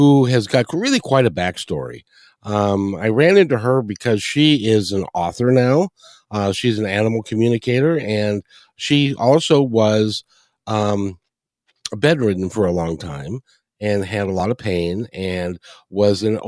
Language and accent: English; Kenmore, Washington, United States; moved away; I grew up in Kenmore